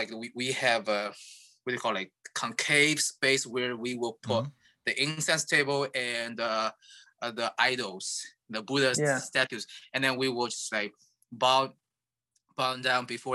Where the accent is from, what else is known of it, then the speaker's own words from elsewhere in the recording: Shanghai, China; now in United States; I'm from Shanghai